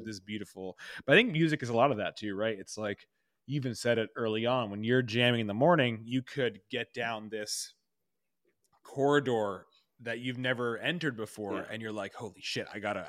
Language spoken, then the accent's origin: English; New York, United States; which as a New Yorker like is you know, important, right?